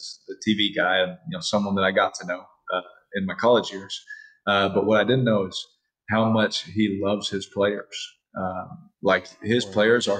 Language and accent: English; Fresno, California, United States; also born or lived in Bakersfield, California / Houston, Texas / Oakland, California; now in Las Vegas, United States; A kid from Fresno, California, growing up in Fresno, Bakersfield, I lived in Houston.